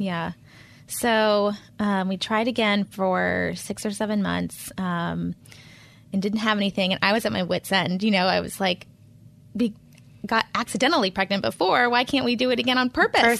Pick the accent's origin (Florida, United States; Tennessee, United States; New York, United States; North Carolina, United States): North Carolina, United States; Charlotte; moved away as an adult; also born or lived in Pennsylvania; I'm a native charlatan, so I was born in Presbyterian Hospital in the eighties